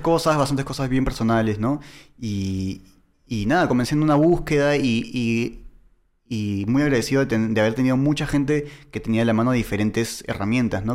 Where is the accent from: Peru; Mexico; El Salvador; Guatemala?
Peru; accent: medio argentino; now in Argentina; yo soy de Perú